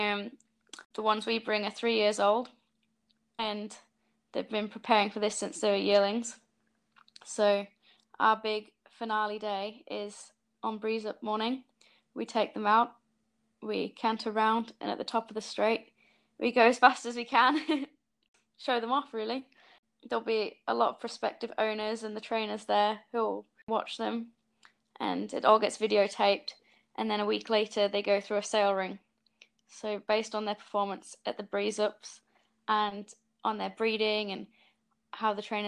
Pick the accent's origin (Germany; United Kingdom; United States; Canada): United Kingdom; Yorkshire and the Humber; moved away as an adult; now in New Zealand; I'm 24 and I'm originally from Yorkshire, but for the last 5.5 years, I've been living in New Zealand